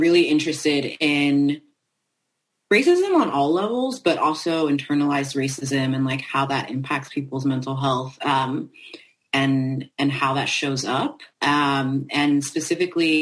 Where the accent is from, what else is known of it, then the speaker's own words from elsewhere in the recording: France; I was raised in France